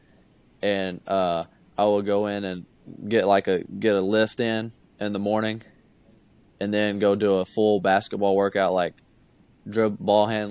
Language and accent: English; Kentucky, United States; growing up, I'm from Kentucky. I live an hour from Kentucky